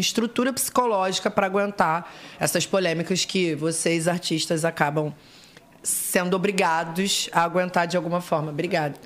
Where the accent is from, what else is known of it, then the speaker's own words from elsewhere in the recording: Rio de Janeiro, Brazil; accent: carioca; Nasci acho que é em Botafogo, que é a zona sul do Rio de Janeiro, mas eu morei a vida inteira na zona, zona norte do Rio, que é Tijuca